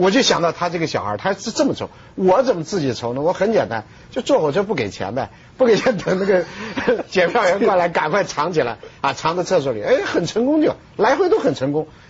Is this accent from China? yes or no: yes; China; 我们中国人没这个条件，中国人一直不是一夫